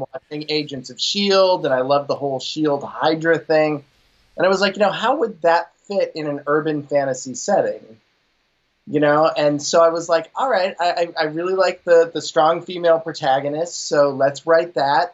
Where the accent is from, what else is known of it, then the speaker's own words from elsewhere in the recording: Pittsburgh, Pennsylvania, United States; I'm from Pittsburgh